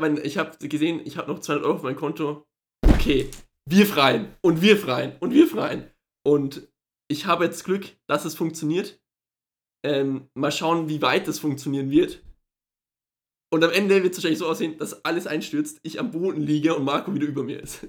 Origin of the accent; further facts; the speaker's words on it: Germany; wir als Deutsche